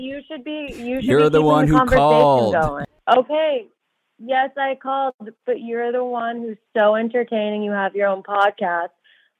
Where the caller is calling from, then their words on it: Boston, Massachusetts, United States; I'm calling from Boston, Massachusetts, the best city in America.